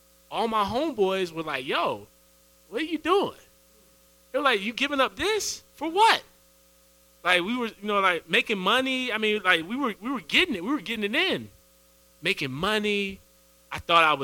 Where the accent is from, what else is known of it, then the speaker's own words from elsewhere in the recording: Edenton, North Carolina, United States; moved away as an adult; also born or lived in Raleigh, North Carolina; Ended up having to leave my hometown to move to Raleigh. So I'm from Edenton